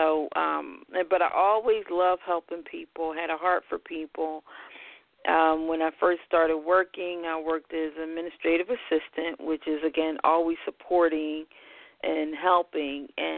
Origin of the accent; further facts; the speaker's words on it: Philadelphia, Pennsylvania, United States; Well, I hail from Philadelphia, born and raised. Been here all my life, even though most people never believe I'm from Philadelphia.